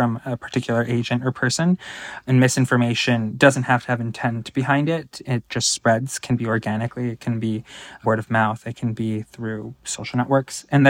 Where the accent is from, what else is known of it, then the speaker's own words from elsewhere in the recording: California, United States; As a Californian